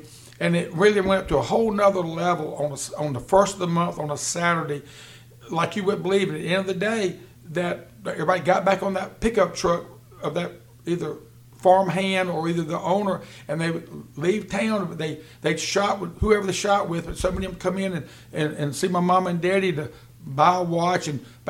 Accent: Rocky Mount, North Carolina, United States; just a lot of great times growing up in Rocky Mount.

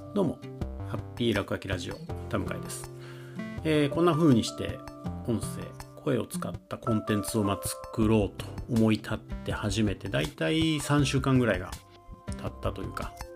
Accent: Kyoto, Japan; accent: Kansai dialect; first language Kansai dialect; moved away; 僕はですねあの生まれが京都なので実は関西弁っていうのがまあ母語というかもともと生まれた時のまリズム感である

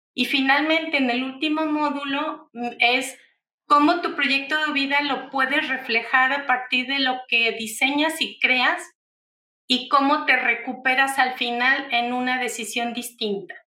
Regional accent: Mexico; usamos en México

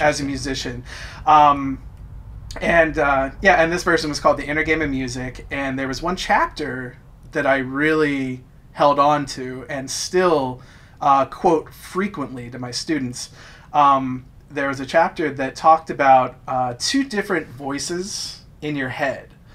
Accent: New Jersey, United States; I'm from South Jersey

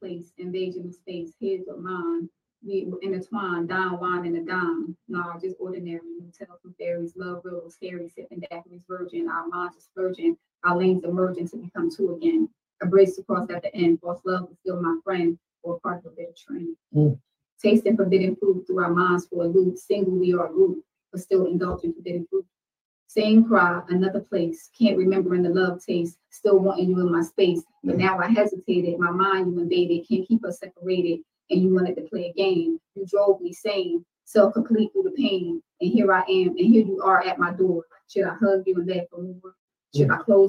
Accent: Georgia, United States; born there; I was born in Georgia.

